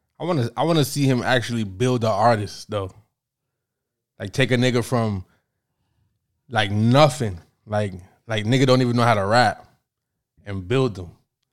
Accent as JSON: {"language": "English", "country": "Canada", "said": "I'm from Canada like you."}